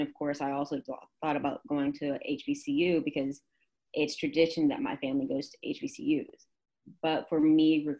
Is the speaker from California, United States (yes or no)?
no; Keller, Texas, United States; moved away as an adult; I am from Keller, Texas, which is on the outskirts of Dallas-Fort Worth